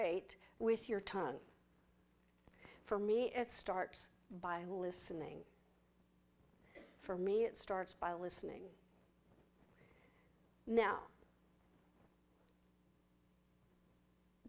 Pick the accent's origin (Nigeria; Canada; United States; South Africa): United States; West Texas; I'm from West Texas